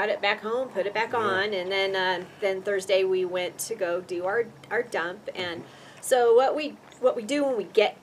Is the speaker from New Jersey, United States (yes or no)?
no; Reno, Nevada, United States; we're all from Reno